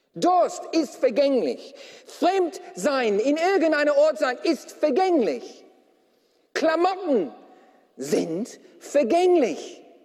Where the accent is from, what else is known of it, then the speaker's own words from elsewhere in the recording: Australia; now in Germany; als Australier